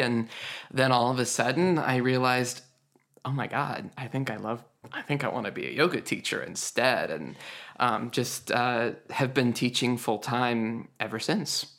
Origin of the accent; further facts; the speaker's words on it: Idaho, United States; Idaho, where I was homeschooled